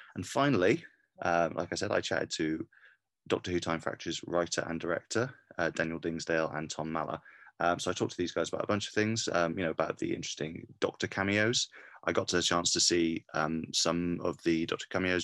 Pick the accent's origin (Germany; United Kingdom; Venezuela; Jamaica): United Kingdom; Cardiff, Wales; I'm from Cardiff